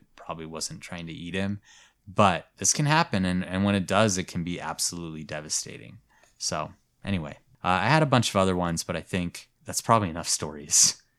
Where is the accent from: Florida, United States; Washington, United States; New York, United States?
Florida, United States; Because I'm like, I'm from Florida, I know what I'm doing.